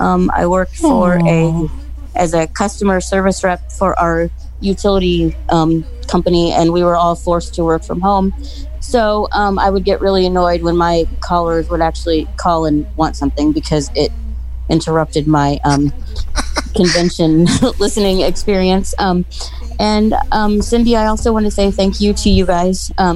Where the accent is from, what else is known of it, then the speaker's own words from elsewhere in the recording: Louisville, Kentucky, United States; I am from Louisville, Kentucky.